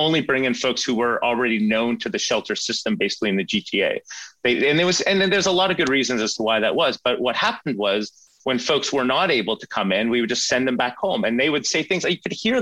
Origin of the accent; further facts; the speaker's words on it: Sweden; now in Canada; I grew up in Sweden